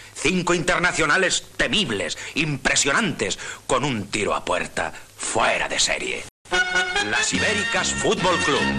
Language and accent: Catalan; Catalonia, Spain; Nosaltres, com a, com a societat catalana